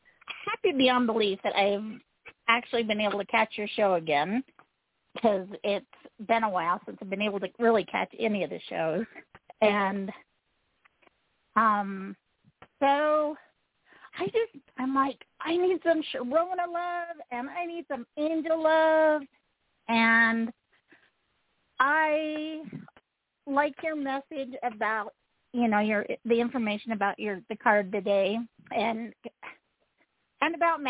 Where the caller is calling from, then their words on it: Utah, United States; I'm calling from Utah.